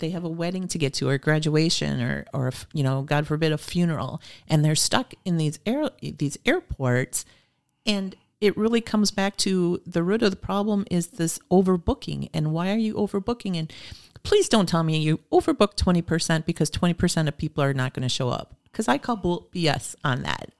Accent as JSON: {"language": "English", "town": "Oshkosh", "region": "Wisconsin", "country": "United States", "tie": "born or raised there", "also_born_or_lived": "Fond du Lac / Green Bay / Phoenix", "moved": "as an adult", "said": "Oshkosh is my hometown."}